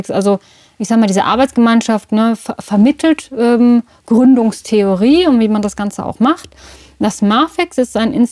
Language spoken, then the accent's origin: German; Marburg, Hesse, Germany; now in Düsseldorf, Germany; Ja, ich komme aus Marburg, habe dann ähm, aber auch lange Zeit und lebe auch immer noch äh, zum Teil in Düsseldorf.